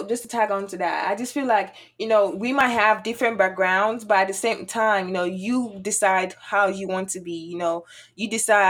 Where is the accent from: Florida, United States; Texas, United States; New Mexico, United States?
Texas, United States; Houston; also born or lived in Nigeria; now in Prairie View, United States; I actually grew up, well, I lived in Nigeria first before, okay. Yeah, before I came over to the United States. And then I lived in Houston, Texas, or Sugarland, Texas, all my life. And then I moved over here. Now I'm in Prairie View.